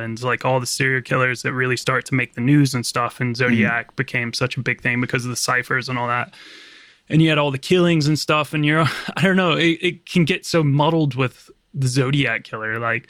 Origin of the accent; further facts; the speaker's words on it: Virginia, United States; accent: American; I'm just got like a really kind of normal American accent, but I'm from Virginia. So sort of the gateway to the South.